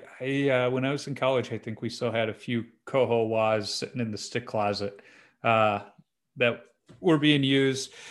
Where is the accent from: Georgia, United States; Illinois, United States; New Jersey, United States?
Illinois, United States; Chicago; growing up in Chicago